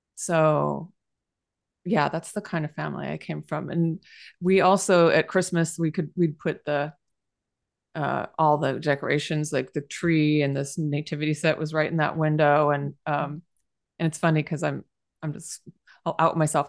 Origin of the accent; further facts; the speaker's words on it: San Jose, California, United States; moved away; I'm from San Jose